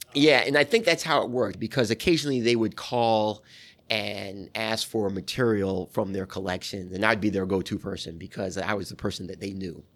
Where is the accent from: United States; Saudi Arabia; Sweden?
United States; New York; moved away as an adult; also born or lived in Atlanta; I'm from New York